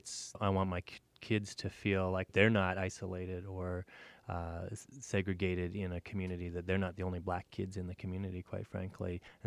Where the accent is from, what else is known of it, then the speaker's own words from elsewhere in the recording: Verdun, Manitoba, Canada; now in Fargo, United States; I grew up in Verdun, Manitoba, Canada.